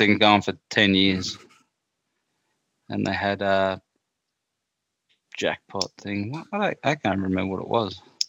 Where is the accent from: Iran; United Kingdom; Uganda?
United Kingdom; Maldon, East of England; what you got to realize is that I'm from Maldon. I've lived there virtually my whole life.